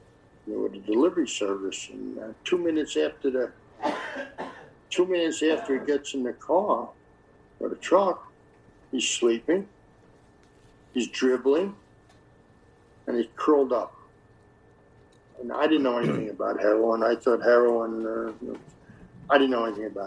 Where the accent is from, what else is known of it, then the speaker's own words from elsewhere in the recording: New York, United States; accent: New York; moved away; That's my accent. The people don't know a New York accent, even though I'm not in New York anymore.